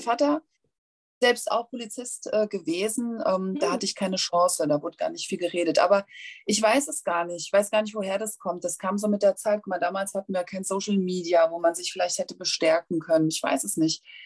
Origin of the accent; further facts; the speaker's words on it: Hanau, Hesse, Germany; accent: Hessian; Ich komme aus Hessen. Also ich äh, strenge mich auch gerade mächtig an, nicht hessisch zu babbeln.